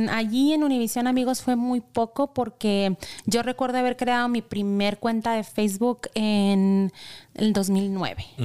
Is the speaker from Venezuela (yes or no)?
no; Imuri, Sonora, Mexico; para mi pueblo. De donde es ella.